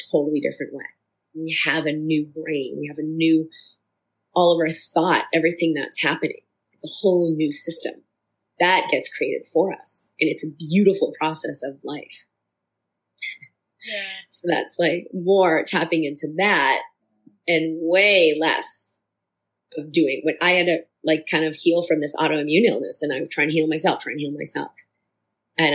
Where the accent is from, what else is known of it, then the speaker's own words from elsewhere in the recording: Boston, Massachusetts, United States; growing up in Boston